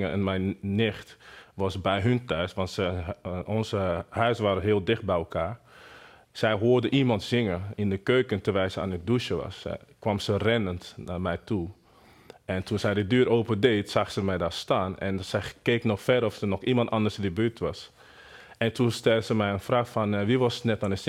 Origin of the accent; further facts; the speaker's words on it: Benin City, Edo, Nigeria; Dutch is a second language; moved away as an adult; also born or lived in Lagos, Nigeria; now in Netherlands; in Benin City. dat is een, een stad in Nigeria. En daar uh, behoren Edo-stam. Dus ik kom uit Edo-stam, Edo-mensen.